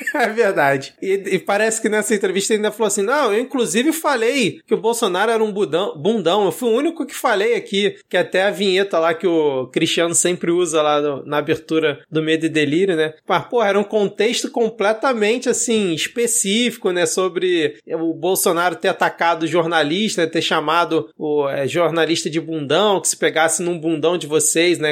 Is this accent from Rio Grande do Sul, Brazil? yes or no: no; Rio de Janeiro, Brazil; como morador do Rio, como carioca